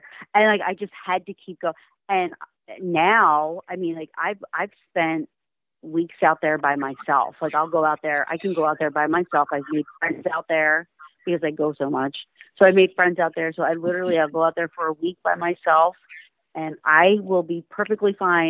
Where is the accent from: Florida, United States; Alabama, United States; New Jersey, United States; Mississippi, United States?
New Jersey, United States; I am unfortunately from New Jersey. I'm sorry. I don't mean to offend anybody, but it's no secret that I do not like living in New Jersey.